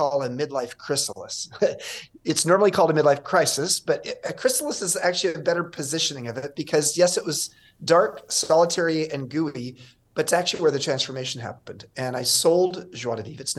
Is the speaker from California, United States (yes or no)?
yes; Southern California, United States; I grew up in Southern California and was born 5 miles from Disneyland